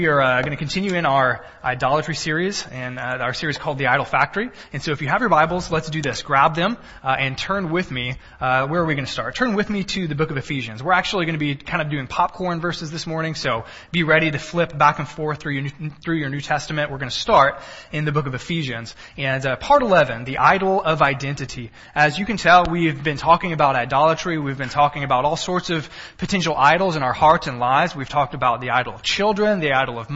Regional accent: Texas, United States; also born or lived in Cisne Park, Illinois; now in Illinois, United States; I'm a Texan.

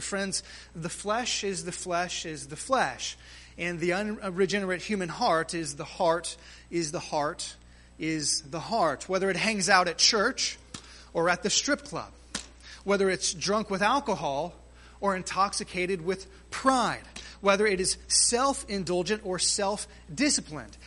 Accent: near Galveston, Texas, United States; Galveston, Texas, uh, sort of close to my hometown

